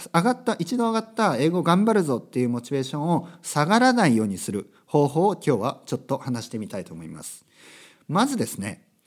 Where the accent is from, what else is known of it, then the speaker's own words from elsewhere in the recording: Japan; first language Japanese; moved away; also born or lived in Tokyo; 日本語はですね、やっぱりネイティブですから母国語